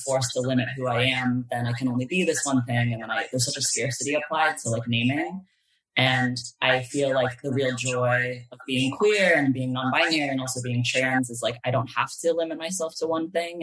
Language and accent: English; East Bay, California, United States; moved away as an adult; now in Los Angeles, United States; I grew up in the East Bay